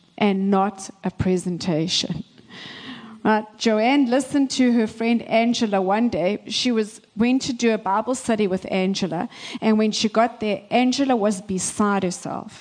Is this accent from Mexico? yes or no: no; South Africa; moved away as an adult; now in Canada; I was born and raised in South Africa.